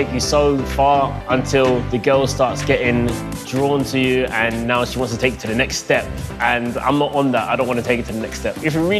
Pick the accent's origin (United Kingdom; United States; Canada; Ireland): United Kingdom; Essex, East of England; I'm 22. I'm from Essex